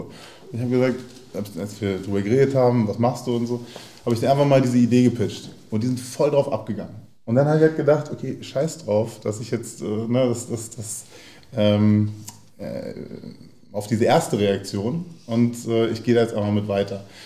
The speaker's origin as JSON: {"language": "German", "region": "Berlin", "country": "Germany", "tie": "born or raised there", "said": "ich bin in Neukölln in Gropiusstadt zur Schule gegangen. Also wer Gropiusstadt kennt, ist dann so ein bisschen, na, hat eben eine eigene Farbe. So ähm, in, in Neukölln und in Tempelhof aufgewachsen"}